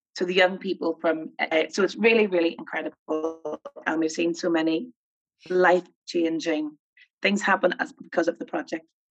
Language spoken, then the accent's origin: English; Armagh, Northern Ireland, United Kingdom; as you can tell from my accent, I'm from Northern Ireland. I grew up in a place called Armagh